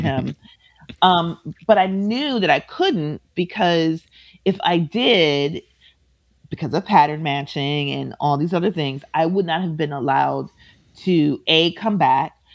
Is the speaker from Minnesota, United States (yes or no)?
yes; Minneapolis, Minnesota, United States; I am from Minneapolis. I grew up about six blocks away from where he was murdered